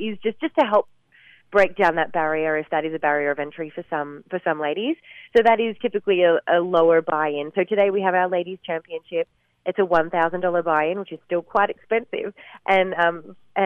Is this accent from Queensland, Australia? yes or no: yes; Gold Coast, Queensland, Australia; my hometown of the Gold Coast